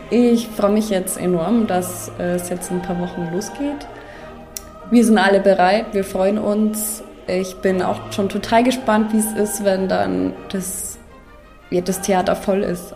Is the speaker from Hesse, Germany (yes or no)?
no; Oberammergau, Bavaria, Germany; ich wohne hier, das ist meine Heimat